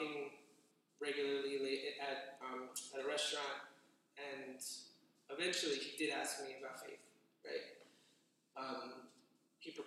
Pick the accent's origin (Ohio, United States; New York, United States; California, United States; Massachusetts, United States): New York, United States; moved away as an adult; now in San Diego, United States; I'm a New Yorker, born and raised.